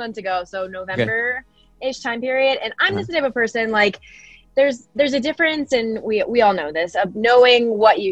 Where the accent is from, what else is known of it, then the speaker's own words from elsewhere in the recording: Denver, Colorado, United States; born and raised in Denver, Colorado